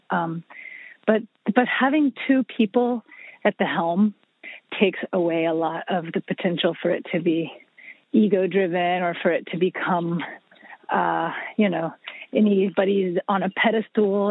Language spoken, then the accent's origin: English; Atlanta, Georgia, United States; moved away as an adult; also born or lived in southern Mexico; born and raised in Atlanta